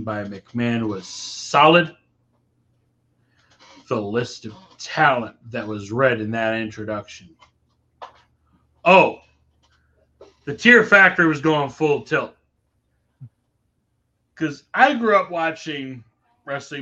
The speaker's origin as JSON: {"language": "English", "region": "New York", "country": "United States", "tie": "born or raised there", "said": "it is from my home state of New York, where I grew up drinking that stuff"}